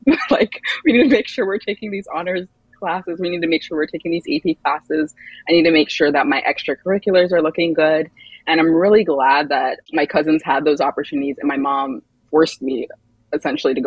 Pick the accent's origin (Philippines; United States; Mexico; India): United States; Montgomery County, Maryland; moved away as an adult; also born or lived in Chapel Hill, North Carolina; I grew up in Montgomery County, Maryland